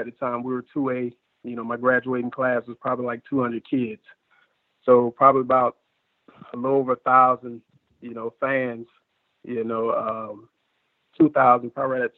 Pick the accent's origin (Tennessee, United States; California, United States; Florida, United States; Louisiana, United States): Florida, United States; Sumter County; also born or lived in Bartow, Florida; I was born in Bartow, Florida. You know, my dad's side of the family is from Lakeland. So I used to live down there for quite up until like third or fourth grade is when I moved to Sumter County